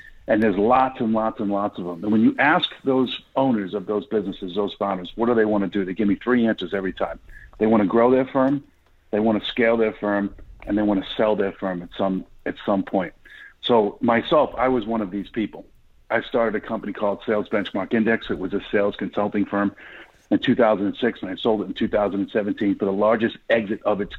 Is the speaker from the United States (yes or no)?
yes; Boston, Massachusetts, United States; accent: Boston; now in Dallas, United States; Born and raised in Boston, Massachusetts